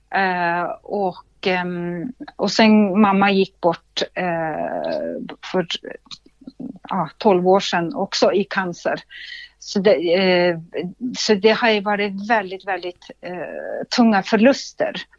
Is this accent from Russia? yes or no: yes; Russia; Swedish is a second language; moved away as an adult; now in Sweden; föddes utanför Sankt Petersburg i Ryssland